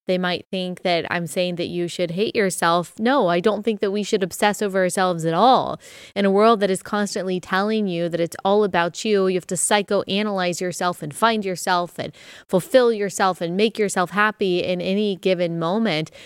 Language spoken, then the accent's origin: English; Texas, United States; moved away as an adult; also born or lived in Southeast US; growing up in Texas